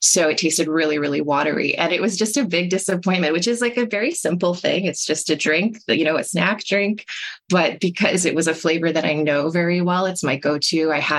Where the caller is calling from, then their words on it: Toronto, Ontario, Canada; I use she, her pronouns, and I'm reporting from Toronto on the traditional lands of the Mississaugas of the Credit, the Anishinaabe, the Chippewa, the Haudenosaunee, and the Wendakis.